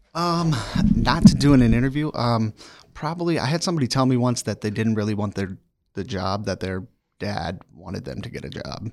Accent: near Annapolis, Maryland, United States; moved away; also born or lived in Washington, D.C. / Virginia; I grew up in the state of Maryland in a small town outside of Annapolis, Maryland

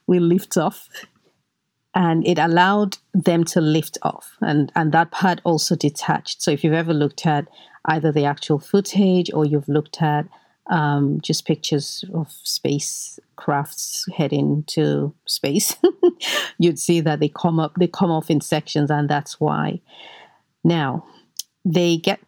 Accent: Nigeria; I grew up in Nigeria

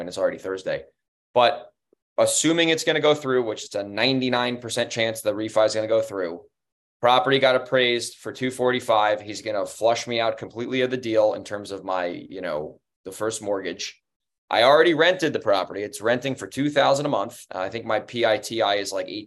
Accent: Monroe, United States; Monroe, my hometown. I live not in that neighborhood, but it's in the same zip code

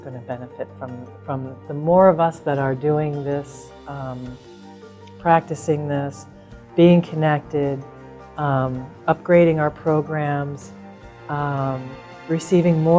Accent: Colorado, United States; I'm from Colorado

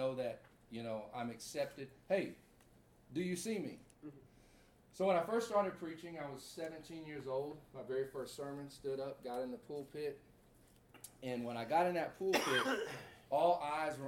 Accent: Baytown, Texas, United States; moved away as an adult; also born or lived in Dallas, Texas / Corona, California; I'm from Baytown, Texas, 15 miles outside of Houston.

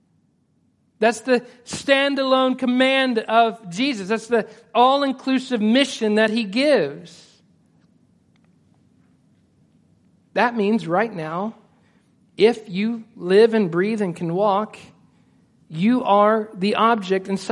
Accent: Stigler, Oklahoma, United States; moved away as an adult; also born or lived in Edmond, Oklahoma; I was born in Stigler, Oklahoma

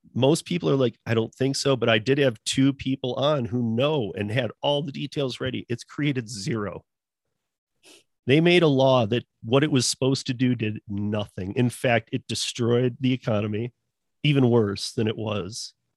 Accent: Michigan, United States; growing up in Michigan

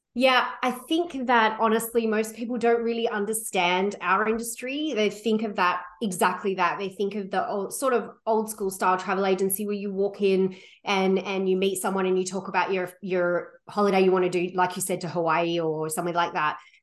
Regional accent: Sydney, New South Wales, Australia; moved away as an adult; now in Vancouver, Canada; I came from, I grew up in Sydney, Australia

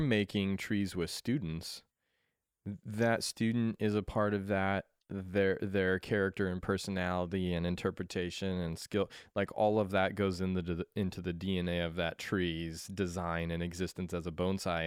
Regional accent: Colorado, United States; moved away; I was born in Colorado

